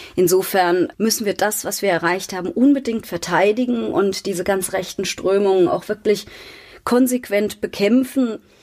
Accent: Mainz, Rhineland-Palatinate, Germany; Ich bin aufgewachsen in Mainz-Laubenheim, war im katholischen Kindergarten, dort in der Grundschule, später auf der maria wart schule habe dann in Mainz studiert

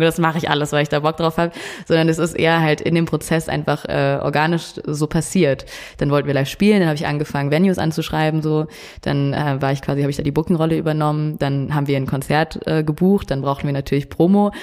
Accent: Munich, Bavaria, Germany; moved away as an adult; also born or lived in Netherlands; ich bin ja in München aufgewachsen

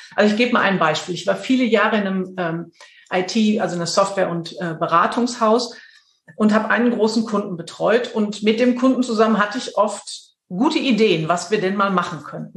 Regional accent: Dortmund, North Rhine-Westphalia, Germany; moved away as an adult; now in Münster, Germany; Ich komme aus dem Pott. Und ähm, ich bin mit Leib und Seele ein, eine Pflanze des Ruhrgebiets

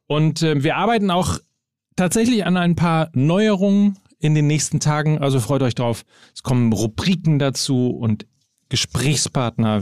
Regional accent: Germany; wir sind ja Deutsche

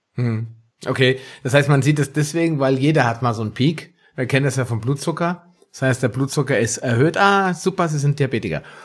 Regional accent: Germany; bei uns in Deutschland

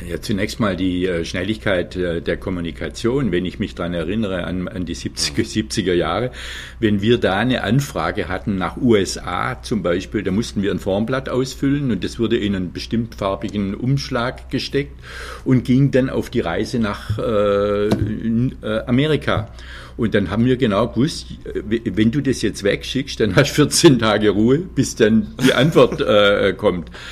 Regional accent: Leonberg, Baden-Württemberg, Germany; also born or lived in Freiburg; eines Geburtsorts wie Leonberg

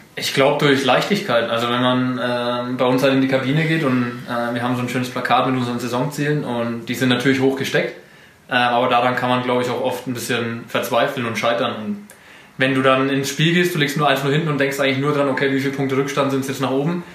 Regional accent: Kalchreuth, Bavaria, Germany; moved away as an adult; now in Nuremberg, Germany; Also komme aus Kalchreuth mittlerweile äh, nicht mehr. Mittlerweile wohne ich in Nürnberg. Ähm, aber Elternhaus in Kalchreuth

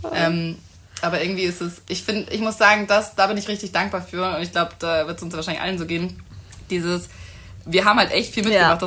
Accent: Hamburg, Germany; moved away as an adult; also born or lived in Munich; Ich komme eigentlich aus Hamburg, bin auch mittlerweile wieder in Hamburg und habe in München studiert

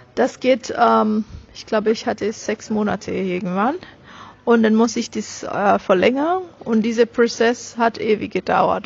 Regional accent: Nigeria; German is a second language; moved away as an adult; now in Germany; ich bin eine reine, meines Wissens reine Nigerianerin. Ich bin aus Nigeria meine Eltern sind aus Nigeria.

